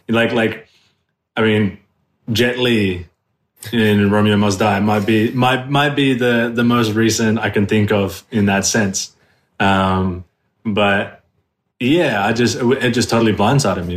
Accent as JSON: {"language": "English", "town": "Sydney", "region": "New South Wales", "country": "Australia", "tie": "born or raised there", "also_born_or_lived": "New York", "moved": "as an adult", "lives_now": "Los Angeles, United States", "said": "I was born and raised in South West Sydney"}